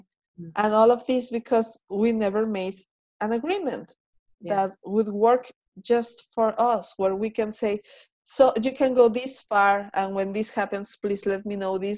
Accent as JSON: {"language": "English", "country": "Mexico", "said": "I am Mexican"}